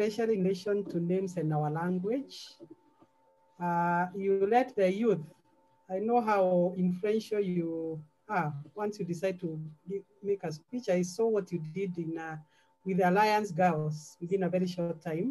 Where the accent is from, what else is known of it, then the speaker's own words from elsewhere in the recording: Central Province, Kenya; I'm from Central